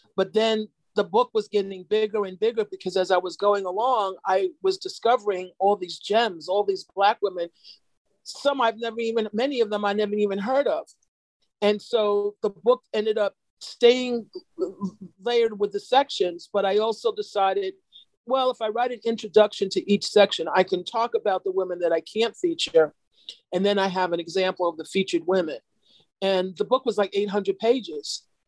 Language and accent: English; New York, United States; I'm from New York